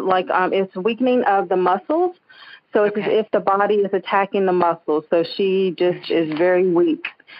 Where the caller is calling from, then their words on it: Greensboro, North Carolina, United States; Greensboro, North Carolina.